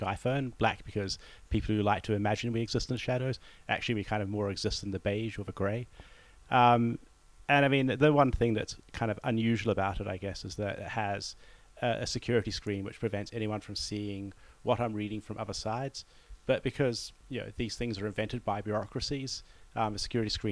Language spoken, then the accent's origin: English; New Zealand; moved away; as a New Zealander